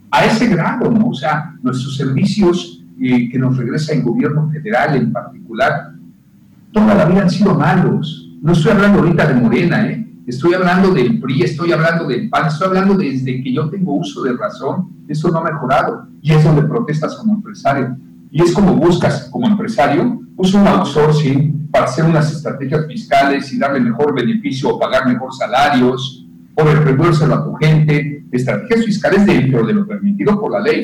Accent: Yucatán, Mexico; nos hemos visto tan afectados los yucatecos

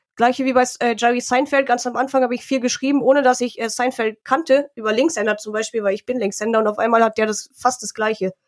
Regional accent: Harsewinkel, North Rhine-Westphalia, Germany; also born or lived in Munich; now in Augsburg, Germany; ich bin in Hasewinkel in Nordrhein-Westfalen halt aufgewachsen

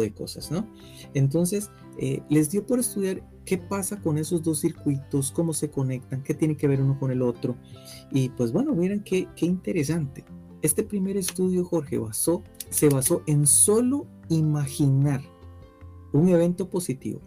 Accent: Costa Rica; nosotros como ticos

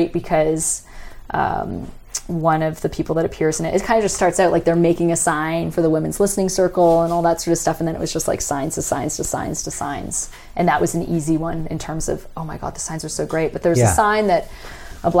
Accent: Canada; as a Canadian

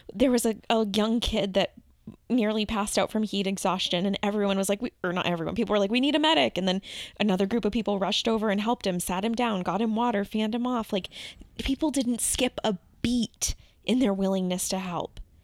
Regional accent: Massachusetts, United States; I'm obviously from Massachusetts

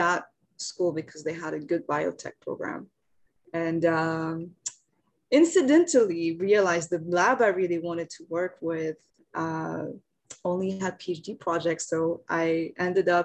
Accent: France; moved away as an adult; also born or lived in Japan; now in Seoul, South Korea; I'm from France originally, grew up there, but I spent about half of my life in France. So I stayed up until I finished my undergrad.

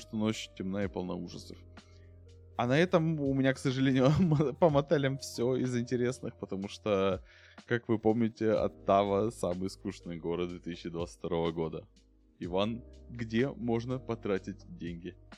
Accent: Ukraine; я украинец

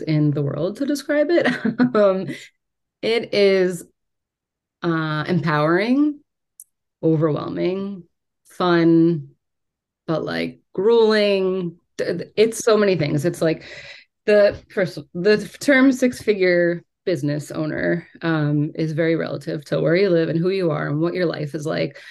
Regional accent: New York, United States; I am from New York

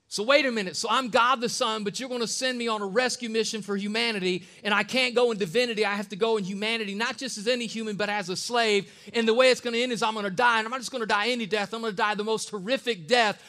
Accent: Akron, Ohio, United States; I'm from East Side of Akron

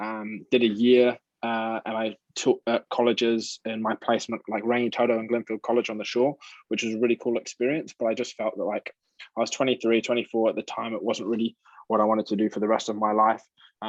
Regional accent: Milton Keynes, South East England, United Kingdom; now in New Zealand; Yeah, so I'm originally from the UK.

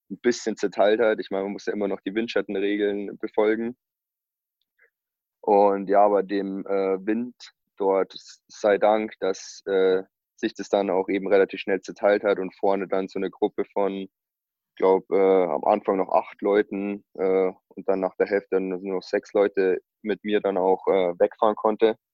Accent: Bavaria, Germany; Das ist so 15 Kilometer hier von meinem Heimatort entfernt, Walchsee, ähm, gleich über der österreichischen Grenze.

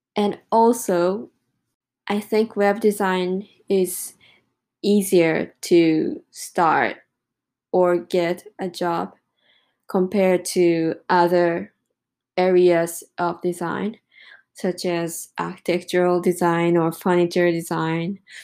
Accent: Japan; English is a second language; moved away as an adult; I came back to Japan on 5th of July

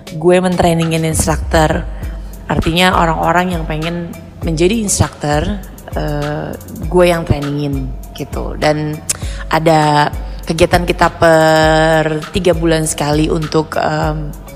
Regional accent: Jakarta, Indonesia; lahir dan besar di Jakarta

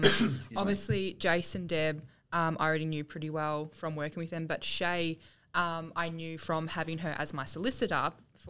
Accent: Yarrawonga, Victoria, Australia; also born or lived in Albury-Wodonga / Wangaratta; Country Victoria.

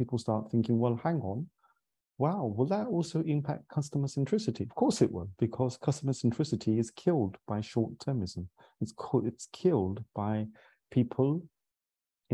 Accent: London, United Kingdom; I ultimately did sales in our family, growing up in London

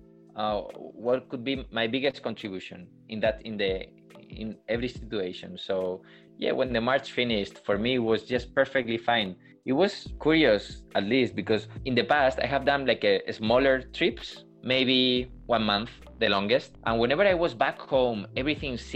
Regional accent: Burgos, Castile and León, Spain; in the emergency department of my hometown here in Burgos

